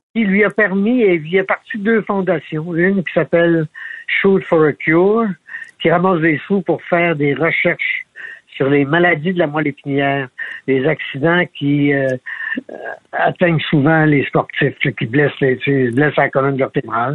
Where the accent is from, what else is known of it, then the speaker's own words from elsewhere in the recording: Alma, Quebec, Canada; qui vient du Lac-Saint-Jean tout comme moi, moi, je viens d'Alba